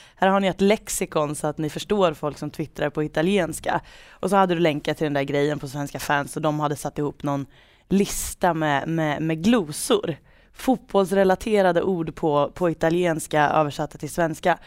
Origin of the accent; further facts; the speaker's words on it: Degerfors, Örebro County, Sweden; accent: Värmland dialect; dialektala ord från bruket. Från Degerfors